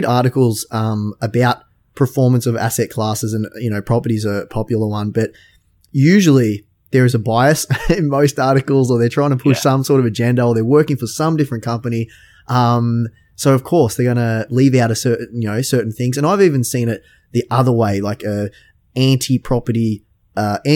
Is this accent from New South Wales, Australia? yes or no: no; Victoria, Australia; I'm actually from Victoria